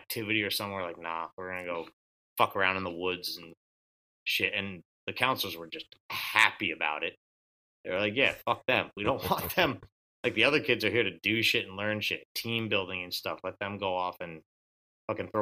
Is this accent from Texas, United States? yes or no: no; North Kingstown, Rhode Island, United States; I grew up in North Kingstown